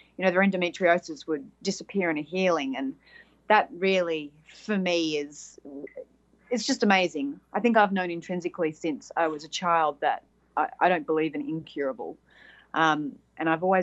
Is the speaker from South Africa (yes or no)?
no; Australia; accent: Australian; from Australia, as the accent would say